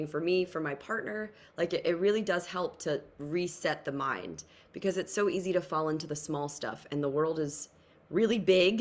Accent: New Jersey, United States; I'm from Jersey

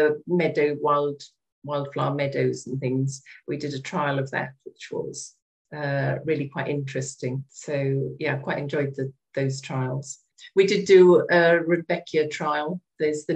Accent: Wales, United Kingdom; now in Kent, United Kingdom; I was brought up in Wales on a farm

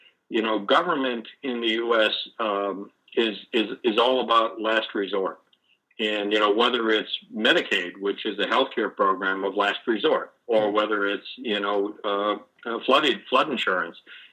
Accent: Boston, Massachusetts, United States; I grew up in Boston, pretty close to and for a time right on Boston Harbor

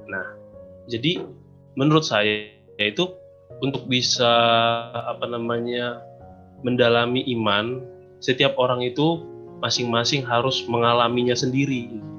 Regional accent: Sumbul, North Sumatra, Indonesia; Kebetulan saya Katolik juga, asal saya dari Sumbul, Kabupaten Dairi.

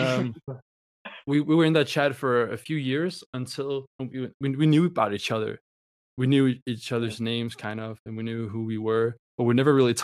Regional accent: Denmark; I'm from Denmark.

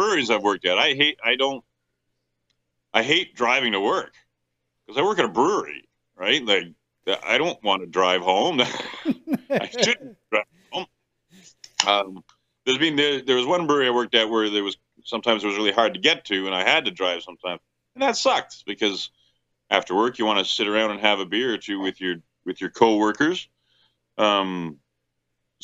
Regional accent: Belleville, Ontario, Canada; the town I grew up in is Belleville, which is right next to Kingston

